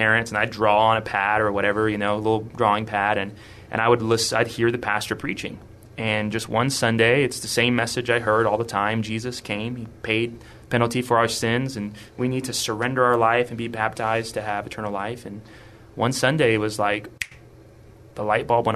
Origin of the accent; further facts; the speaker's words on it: Kerrville, Texas, United States; also born or lived in California; Raised in Kerrville, Texas, so just an hour northwest of San Antonio.